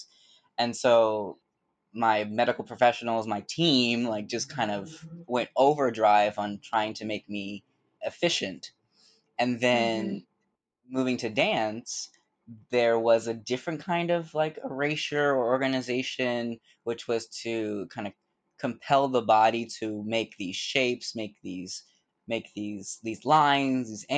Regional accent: Bay Area, California, United States; moved away as an adult; now in New York, United States; I'm originally from the Bay Area in California, and I moved here in 2009

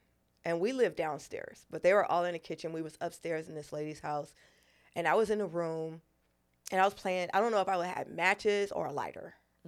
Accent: Los Angeles, California, United States; also born or lived in Brooklyn / New York; I was born in Brooklyn mm-hmm. and raised in Los Angeles and New York.

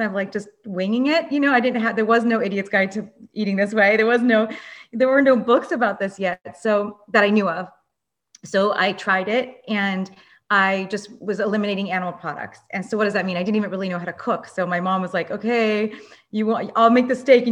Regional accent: Los Angeles, California, United States; I grew up in Los Angeles

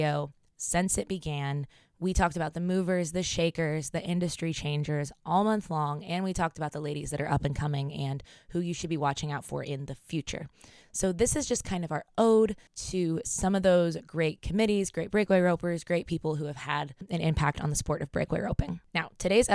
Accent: Pennsylvania, United States; we're from Pennsylvania.

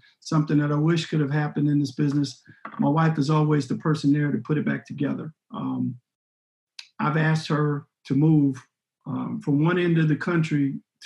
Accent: Dallas, Texas, United States; also born or lived in Chicago, Illinois; I grew up in Dallas, Texas.

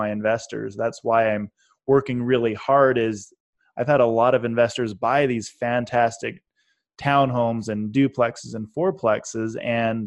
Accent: Idaho, United States; I'm from Idaho, so I can say that kind of stuff because I'm a redneck at heart

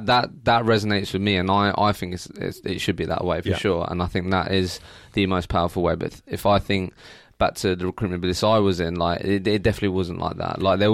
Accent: Eastbourne, South East England, United Kingdom; born there; now in London, United Kingdom; I was born in Eastbourne, and now I'm in London.

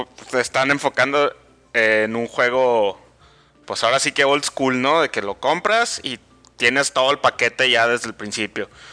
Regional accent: Mexico; en mi país

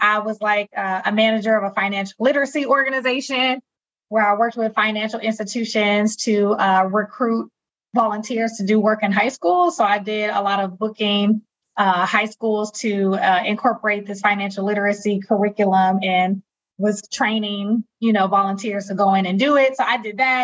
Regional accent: Milwaukee, Wisconsin, United States; moved away as an adult; also born or lived in Hampton, Virginia; I came back home to my hometown of Milwaukee, Wisconsin

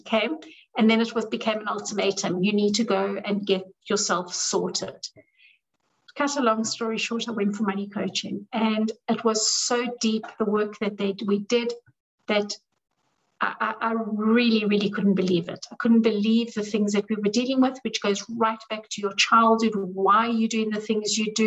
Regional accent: South Africa; I grew up in South Africa, where we grew up poor.

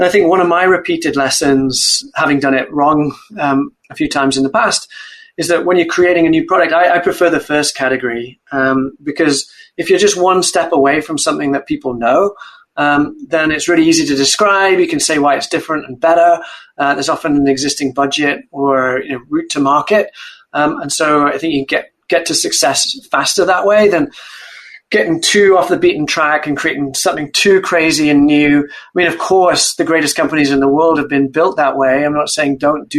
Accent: Wales, United Kingdom; moved away as an adult; also born or lived in Cambridge; I grew up in Wales, a proud Welshman and Welsh rugby fan.

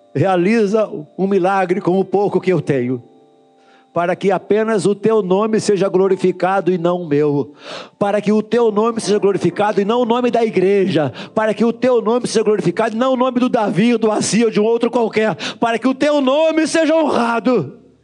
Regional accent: Duque de Caxias, Rio de Janeiro, Brazil; Eu sou nascido e criado no Jardim Metrópolis

